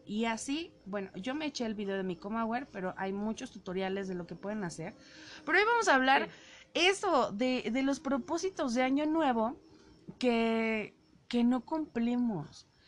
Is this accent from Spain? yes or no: no; Mexico City, Mexico; yo soy chilanga. Bueno, yo nací en la Ciudad de México